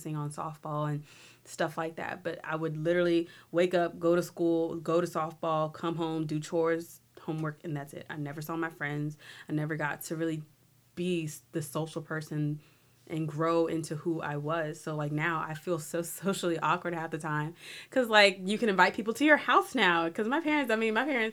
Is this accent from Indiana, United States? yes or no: no; New Orleans, Louisiana, United States; I'm from New Orleans, I'm not local to Natchitoches